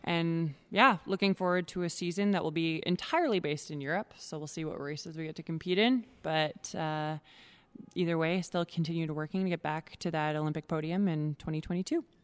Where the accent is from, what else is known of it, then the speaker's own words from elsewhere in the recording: Edmonton, Alberta, Canada; I'm born and raised in Edmonton, Alberta